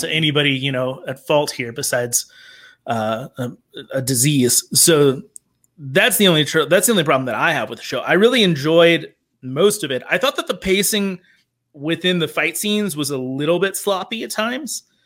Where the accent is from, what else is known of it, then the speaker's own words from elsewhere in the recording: Denver, Colorado, United States; I grew up in Denver